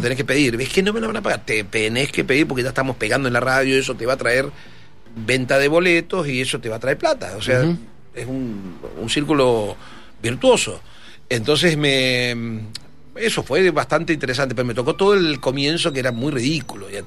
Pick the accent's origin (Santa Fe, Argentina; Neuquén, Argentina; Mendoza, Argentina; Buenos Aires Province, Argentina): Mendoza, Argentina; moved away; como todo mendocino, yo me venía al fin de, eh, a fin de año, me venía de vacaciones a Mendoza